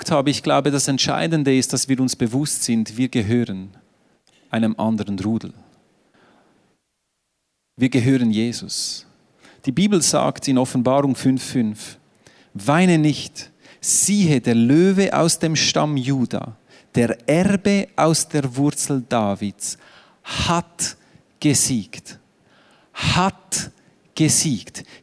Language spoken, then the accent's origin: German; Switzerland; Ich bin Schweizer, ich bin neutral.